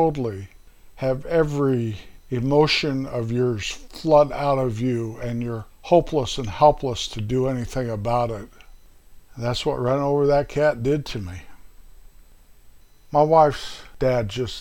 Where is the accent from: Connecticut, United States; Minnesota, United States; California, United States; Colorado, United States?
Colorado, United States; north central; moved away as an adult; also born or lived in Midwest; that little town up in north central Colorado, my hometown